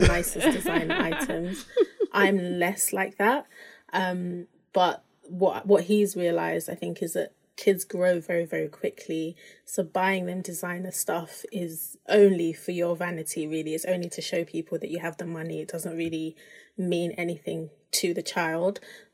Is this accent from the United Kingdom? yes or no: yes; United Kingdom; my husband and I were both African, we're both Nigerian, but he grew up in Nigeria, I grew up in the UK.